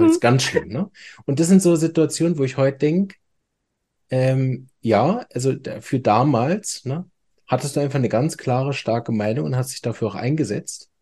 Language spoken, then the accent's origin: German; Berlin, Germany; accent: Hochdeutsch; now in Chur, Switzerland; Ich bin ganz ursprünglich aus Berlin, deshalb Hochdeutsch